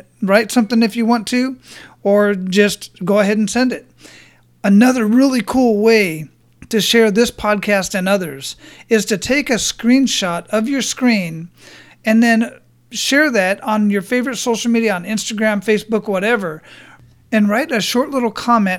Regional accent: Phoenix, Arizona, United States; moved away; also born or lived in Hawaii; I grew up in Phoenix

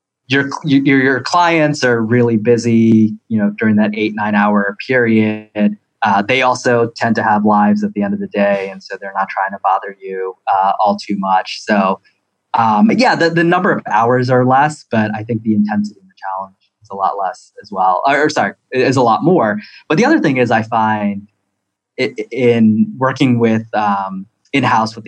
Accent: Baltimore, Maryland, United States; moved away as an adult; also born or lived in Philadelphia / Washington, D.C.; now in California, United States; I born and raised in Baltimore, went to college in Philly, back to law school in Baltimore

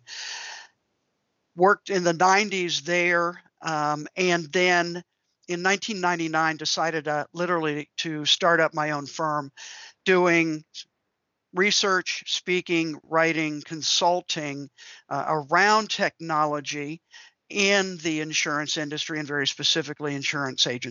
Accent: D.C., Maryland suburbs of Washington, United States; the Washington, D.C. area, where I grew up in the Maryland suburbs there.

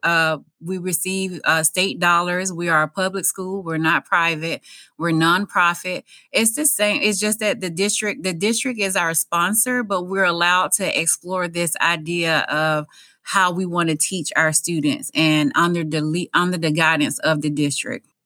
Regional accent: Mississippi, United States; moved away as an adult; now in Sarasota, United States; I grew up extremely poor in Mississippi. I grew up on a farm.

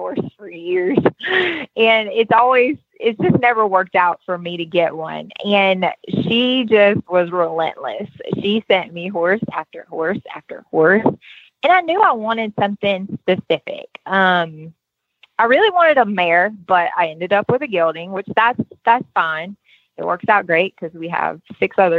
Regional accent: Baton Rouge, Louisiana, United States; now in Tennessee, United States; I'm originally from Baton Rouge, Louisiana

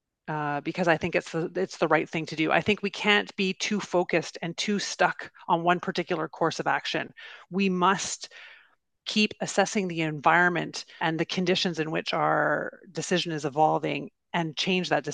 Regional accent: Canada; I'm Canadian

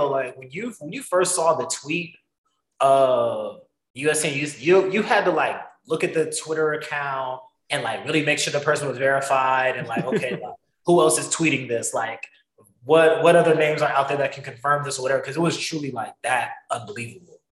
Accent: the South, United States; moved away as an adult; now in Iowa, United States; growing up in the South. When I moved up here, um, a year ago

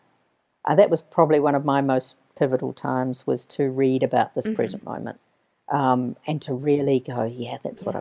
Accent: New Zealand; also born or lived in Castle Hill, Canterbury, New Zealand; New Zealand. I come from New Zealand.

